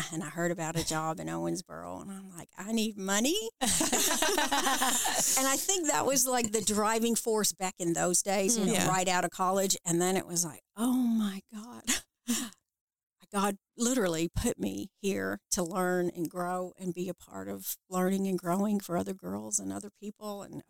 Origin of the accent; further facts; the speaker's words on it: Puerto Rico; first language es; English is a second language; also born or lived in Fort Knox, Kentucky; I was born in Fort Knox, Kentucky. Gold Ooh. Vault, and mm-hmm. I have none of that gold. I have three brothers, and we moved after I was born to Puerto Rico because my father is Puerto Rican, and he was in Korea. And then we lived with his family, so Spanish was my first language.